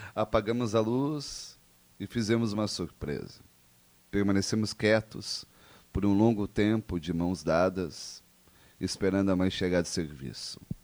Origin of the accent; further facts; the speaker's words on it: Caxias do Sul, Rio Grande do Sul, Brazil; Caxias do Sul, minha terra natal